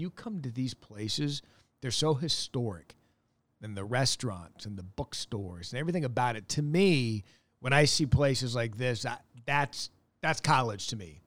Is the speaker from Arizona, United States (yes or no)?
yes; Scottsdale, Arizona, United States; moved away as an adult; also born or lived in Wisconsin; I was born and raised in Scottsdale, Arizona.